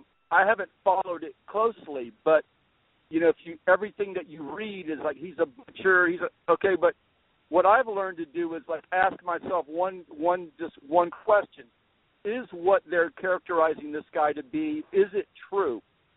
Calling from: Tampa Bay, Florida, United States; Tampa Bay area.

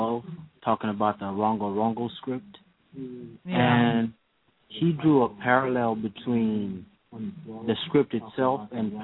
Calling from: Maryland, United States; I'm calling from Maryland.

